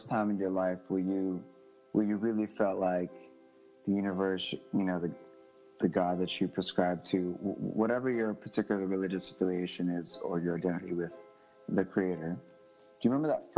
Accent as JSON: {"language": "English", "country": "United States", "also_born_or_lived": "Israel", "said": "an American student living in Israel"}